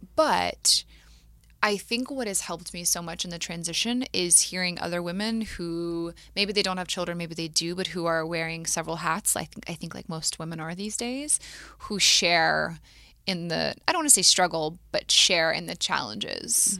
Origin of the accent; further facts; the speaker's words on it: Matthews, North Carolina, United States; I grew up in Matthews, North Carolina, outside of Charlotte.